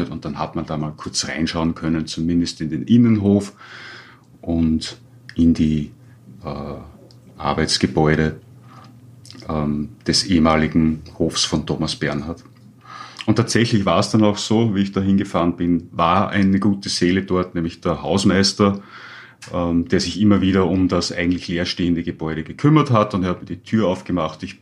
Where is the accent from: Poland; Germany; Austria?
Austria; Upper Austria; born there; die Vorgeschichte war die, dass ich als gebürtiger Oberösterreicher natürlich im Alter von circa 19, 20 Jahren